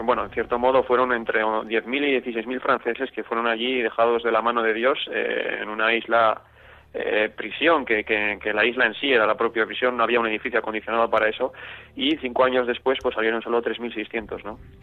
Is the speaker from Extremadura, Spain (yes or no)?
no; Vitoria-Gasteiz, Basque Country, Spain; de mi ciudad natal, de Vitoria